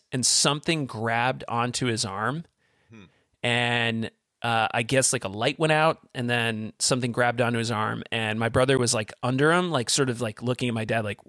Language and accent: English; Vermont, United States; we grew up in Southern Vermont. So a lot of the old farmhouses are 200 plus years old.